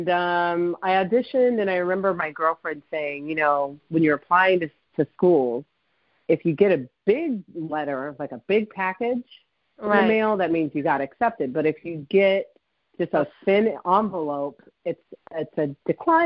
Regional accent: Fresno, California, United States; moved away as an adult; now in New York City, United States; But I'm from Fresno, and it's not a city

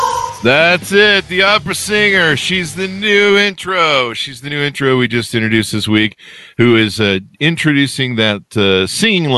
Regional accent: Burbank, California, United States; also born or lived in North Hollywood; I was born in Burbank and lived in North Hollywood

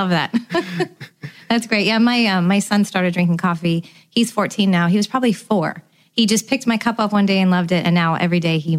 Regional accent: California, United States; moved away as an adult; now in Tampa, United States; I'm originally from California, but I've lived here 17 years.

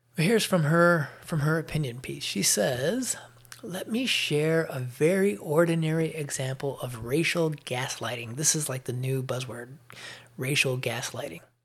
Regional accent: Chicago, Illinois, United States; moved away as an adult; now in Atlanta area, Georgia, United States; I grew up on Elston Avenue in Chicago

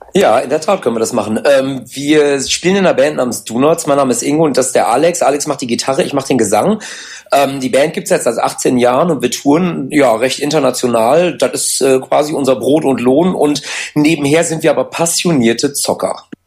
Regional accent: Ibbenbüren, North Rhine-Westphalia, Germany; wir kommen aus Ebenbüren, das ist bei ja. Münster

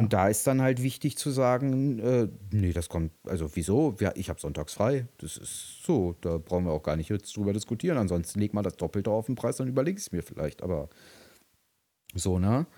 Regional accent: Berlin, Germany; als Berliner

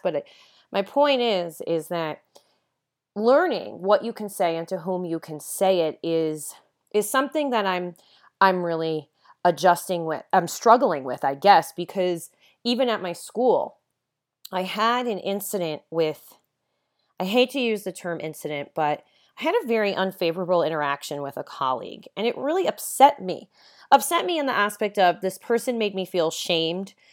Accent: Long Island, New York, United States; moved away as an adult; also born or lived in Los Angeles; now in Santa Ynez, United States; Ever since I was a little girl growing up on Long Island

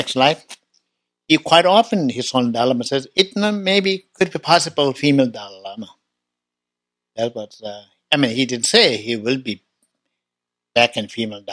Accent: Tibet, China; I was born in Tibet 1954

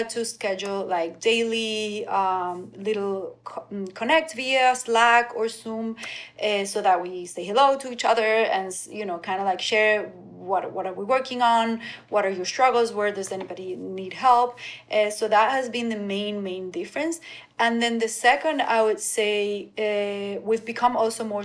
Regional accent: Venezuela; now in Miami, United States; I grew up in Venezuela, going to the beach every weekend

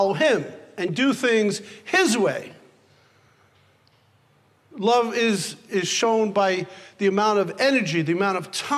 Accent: New York City, New York, United States; I was born in the Bronx

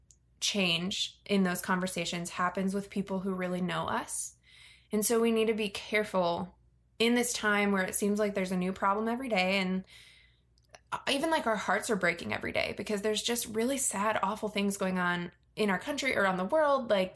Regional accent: Virginia, United States; I grew up in Virginia, which is very near DC, and there's a lot of political culture there

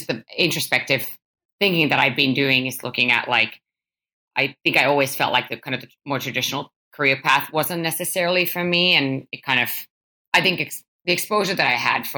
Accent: Finland; I was born and raised in Finland

